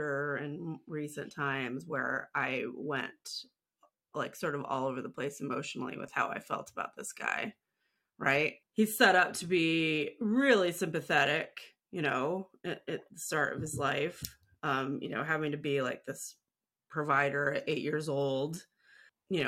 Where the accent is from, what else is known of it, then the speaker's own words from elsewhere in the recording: Midwest, United States; I'm white, and I grew up in the Midwest